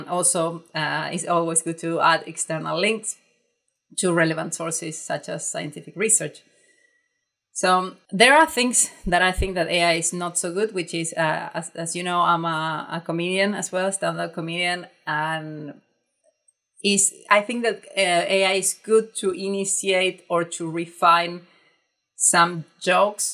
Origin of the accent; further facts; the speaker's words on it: Argentina; English is a second language; I write in a very direct way, in a very Argentinian way.